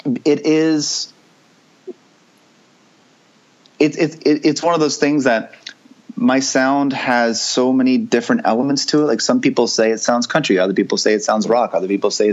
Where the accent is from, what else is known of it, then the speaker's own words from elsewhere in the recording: the South, United States; accent: Southern twang; I was raised in the South, even though my parents are from the North. Uh-huh. And so there's a hint of Southern twang in my voice